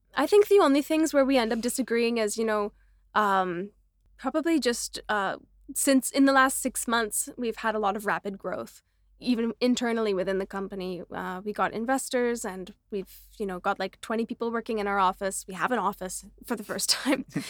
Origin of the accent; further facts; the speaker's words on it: Canada; also born or lived in Vancouver; now in Mumbai, India; me as a Canadian